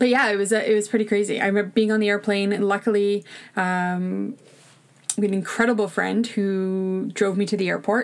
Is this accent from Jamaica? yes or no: no; Ontario, Canada; moved away as an adult; also born or lived in Saskatchewan; we're from Ontario originally, we were living in Saskatchewan